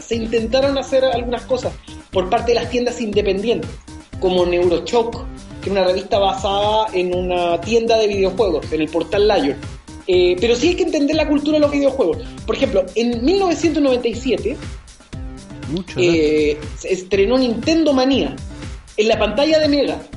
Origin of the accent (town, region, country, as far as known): Chile